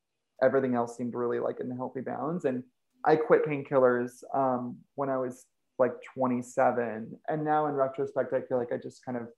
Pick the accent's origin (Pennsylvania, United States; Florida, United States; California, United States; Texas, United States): California, United States; Ventura; I grew up in Ventura, California, which is like this little, you know, small beach town